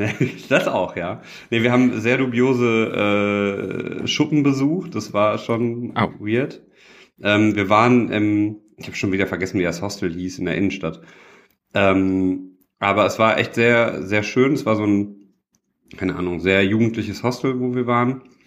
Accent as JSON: {"language": "German", "town": "Düsseldorf", "region": "North Rhine-Westphalia", "country": "Germany", "said": "ich bin ja ein Düsseldorfer Jung"}